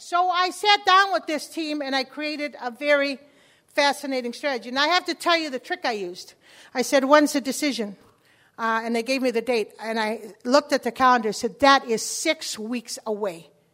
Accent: Chicago, Illinois, United States; first language Spanish; English is a second language; When I was a kid, I grew up in Chicago, and I was the only Spanish-speaking child in the whole neighborhood.

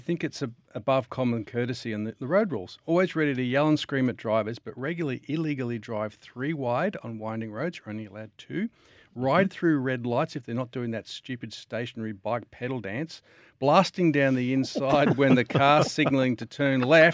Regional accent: Victoria, Australia; I'm from Victoria

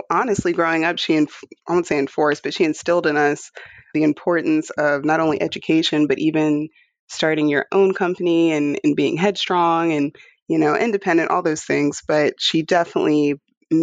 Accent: Charles County, Maryland, United States; moved away as an adult; also born or lived in Houston, Texas; I grew up in Maryland, Charles County, Maryland, and loved it out there

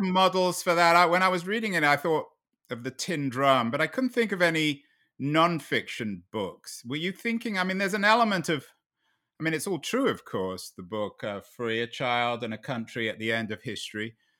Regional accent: London, United Kingdom; Growing up in London in nineteen seventy

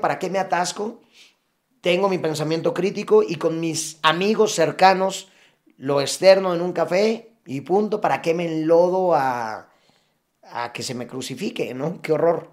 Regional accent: Mexico

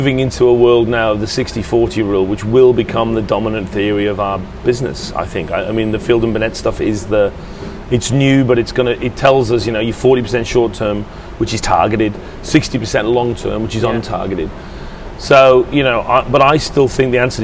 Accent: England, United Kingdom; I feel good about being English.

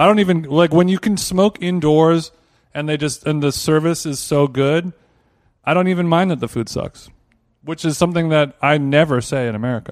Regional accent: Los Angeles, California, United States; Los Angeles

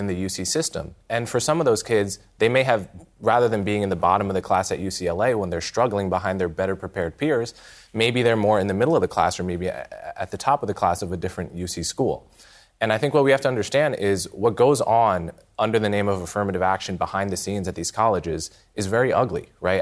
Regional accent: United States; as an American

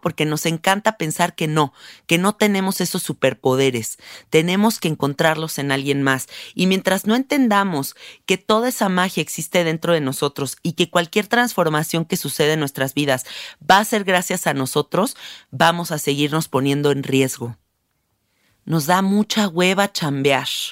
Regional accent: Mexico; aquí en México? Porque yo soy mexicana, ¿no? Y hablo por donde yo vivo

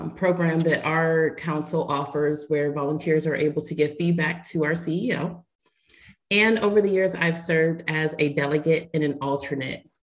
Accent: Tampa, Florida, United States; Thank you. Um, so … I am from Tampa, Florida, and I am a troop leader in Girl Scouts of West Central Florida.

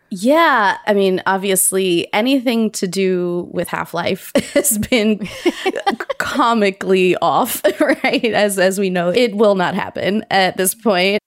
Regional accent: Cincinnati, Ohio, United States; moved away; also born or lived in Pittsburgh; I went back home where I grew up in Cincinnati

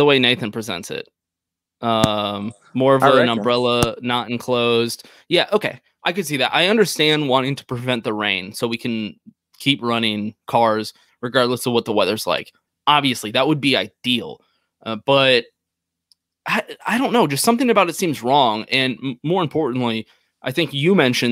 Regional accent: Texas, United States; I'm a Texan

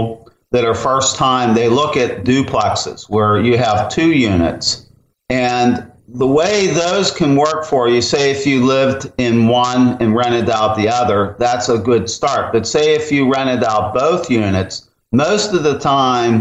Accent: Pennsylvania, United States; moved away; where I grew up in Pennsylvania

